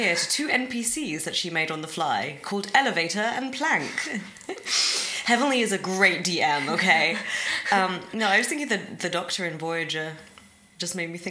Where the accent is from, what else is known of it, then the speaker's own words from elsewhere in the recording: England, United Kingdom; I'm English